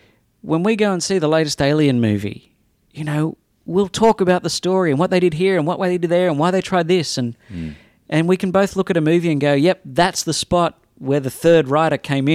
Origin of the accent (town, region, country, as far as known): Australia; moved away as an adult; also born or lived in Sydney; now in Los Angeles, United States